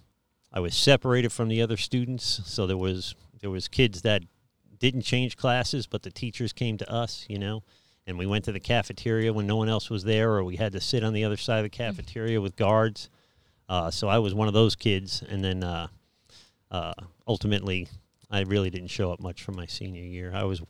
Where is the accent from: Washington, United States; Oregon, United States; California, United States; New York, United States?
New York, United States; New York City; Well, I think I was raised in New York City in Staten Island, New York, in the 70s and 80s. Really the 80s, I guess.